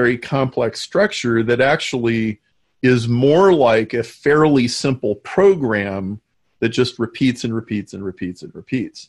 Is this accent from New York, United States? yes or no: no; Nebraska, United States; I grew up in Nebraska